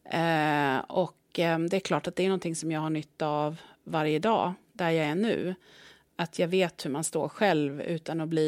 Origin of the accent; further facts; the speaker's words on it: Östergötland, Sweden; Men jag är ju östgöte då, om man ska mm. liksom, sätta mig någonstans på kartan.